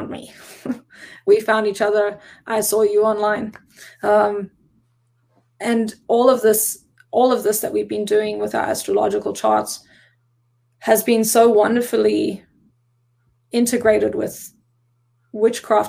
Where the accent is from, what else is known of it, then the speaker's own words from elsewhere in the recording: South Africa; now in Oregon, United States; I am South African, and I became a citizen in May of 2019.